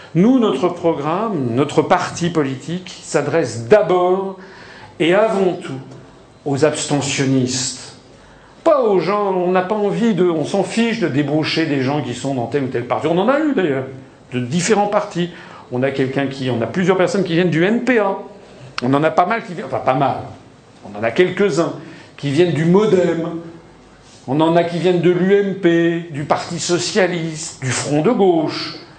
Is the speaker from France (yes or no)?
yes; France; on est français